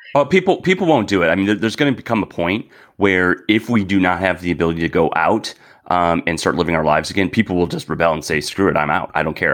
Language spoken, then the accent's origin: English; Wisconsin, United States; moved away; I'm originally from Wisconsin